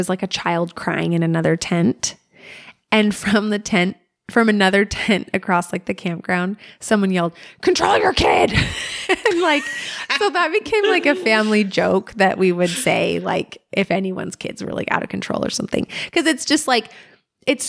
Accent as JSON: {"language": "English", "region": "Alaska", "country": "United States", "tie": "born or raised there", "said": "Growing up in Alaska"}